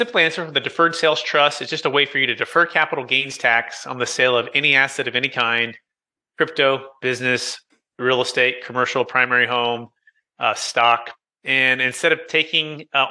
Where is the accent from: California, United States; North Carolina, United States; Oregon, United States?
California, United States; Fremont; also born or lived in San Jose / Sacramento / Roseville / Rocklin; So I grew up originally in Taxifornia, the Bay Area, Silicon Valley, Fremont Mission